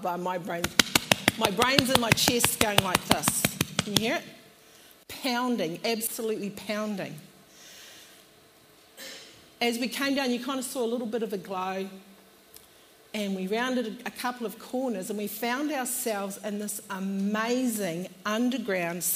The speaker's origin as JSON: {"language": "English", "country": "New Zealand", "moved": "as an adult", "lives_now": "Australia", "said": "We come from New Zealand and we moved to Australia in 2008"}